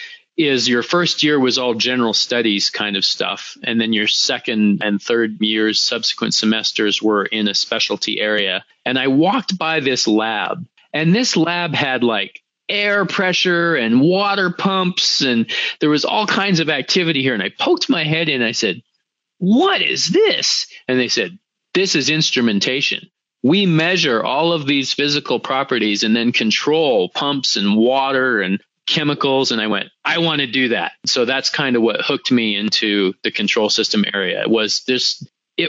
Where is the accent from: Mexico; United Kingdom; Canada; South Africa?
Canada; Western Canada; I grew up on a ranch in Western Canada